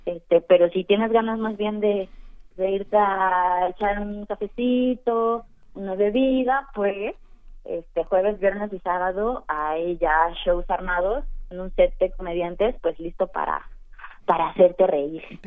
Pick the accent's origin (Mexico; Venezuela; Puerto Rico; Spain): Mexico; como mexicanos somos muy folclóricos